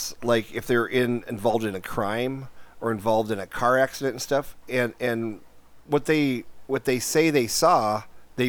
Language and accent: English; North Dakota, United States; when I was a kid growing up in North Dakota